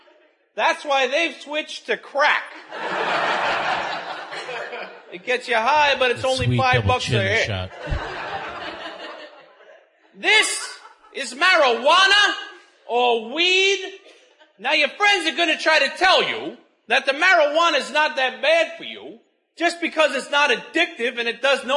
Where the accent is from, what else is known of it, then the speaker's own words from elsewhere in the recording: New York City, New York, United States; Growing up in New York City, the NYPD had a program where they would send a uniformed officer into my classroom twice a year